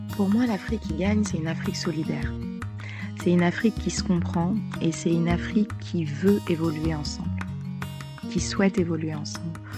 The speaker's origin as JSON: {"language": "French", "town": "Bourg-la-Reine", "region": "Île-de-France", "country": "France", "tie": "born or raised there", "moved": "as an adult", "lives_now": "Bamako, Mali", "said": "je suis née et j'ai grandi euh, à Paris"}